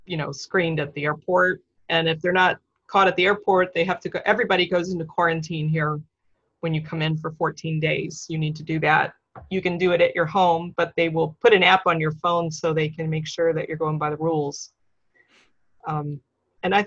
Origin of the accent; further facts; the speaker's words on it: Florida, United States; also born or lived in Dallas; now in Taiwan; I'm originally from Florida